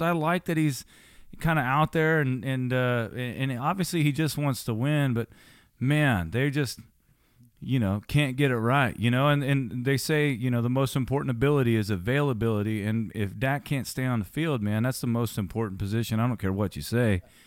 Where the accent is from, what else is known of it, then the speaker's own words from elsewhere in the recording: Nashville, Tennessee, United States; I love the Titans, uh, you know, because they're in, you know, my hometown